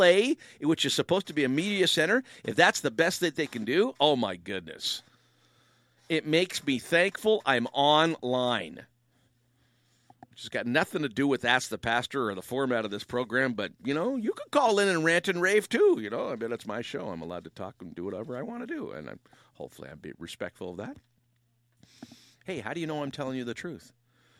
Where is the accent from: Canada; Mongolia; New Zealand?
Canada; Windsor, Ontario; I was raised in Windsor, Ontario